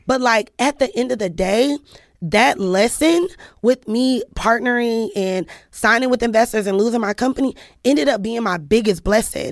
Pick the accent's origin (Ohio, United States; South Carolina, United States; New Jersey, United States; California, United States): Ohio, United States; Cleveland; I'm from Cleveland